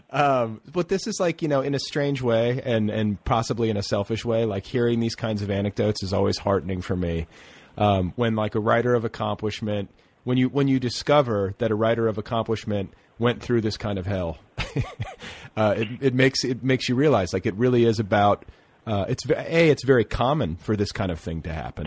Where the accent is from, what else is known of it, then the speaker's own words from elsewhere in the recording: Indiana, United States; I grew up in Indiana